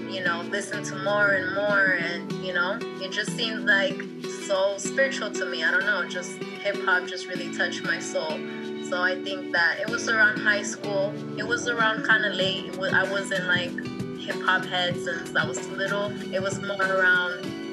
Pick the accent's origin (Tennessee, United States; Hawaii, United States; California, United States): California, United States; also born or lived in Quetzaltenango, Guatemala / Hawthorne, California; I was actually born in Guatemala, though. So I rep also as well Quetzaltenango. I was born next to a volcano, and then I was raised over here in California